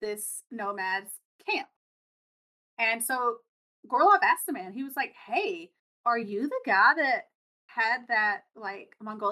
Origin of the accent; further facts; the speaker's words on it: United States; I'm from America